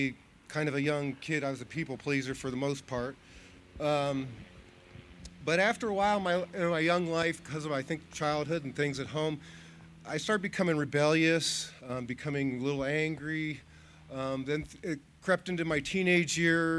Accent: Wadsworth, Ohio, United States; I grew up here in Wadsworth, Ohio.

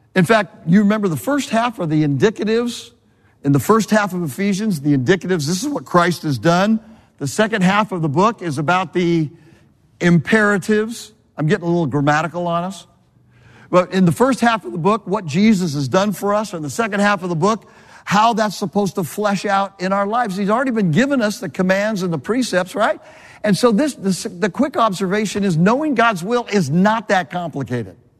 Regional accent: Southern California, United States; moved away as an adult; also born or lived in Connecticut; I'm from Southern California

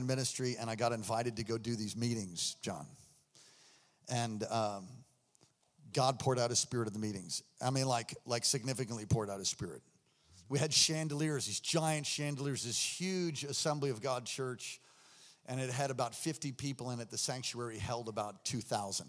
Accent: New York, United States; moved away; I'm from New York

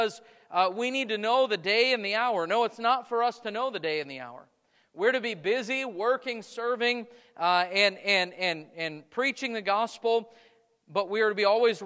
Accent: United States; American Christians

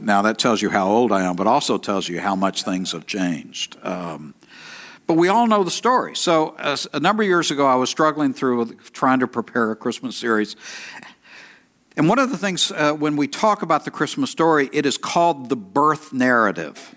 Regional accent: East Texas, United States; I'm from East Texas

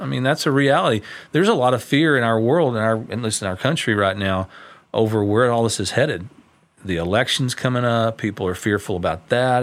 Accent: Tyler, Texas, United States; When I was a kid, I grew up over in Tyler

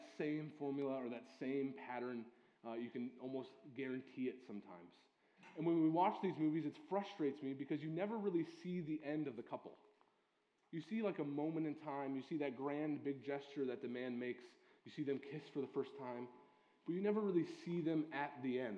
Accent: Midwest, United States; also born or lived in Ohio; I'm from the Midwest

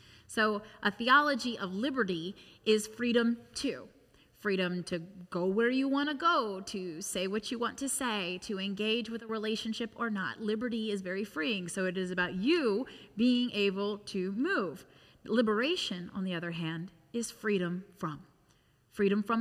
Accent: United States; having been born and raised in the United States

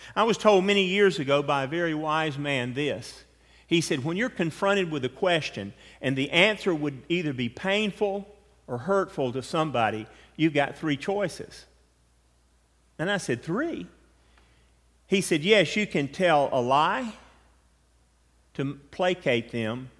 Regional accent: United States; Being American

